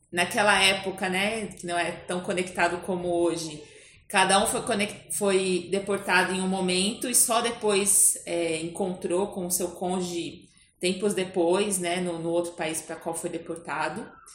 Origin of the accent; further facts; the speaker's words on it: São Paulo, Brazil; Eu nasci em São Paulo